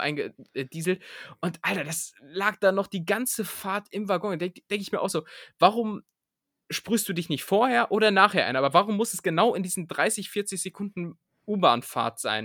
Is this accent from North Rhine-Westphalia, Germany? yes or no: no; Aerzen, Lower Saxony, Germany; now in Berlin, Germany; da wo ich herkomme, aus Erzen, da wird das so gesagt. Da sagt man nämlich auch Pfannekuchen und nicht Pfannkuchen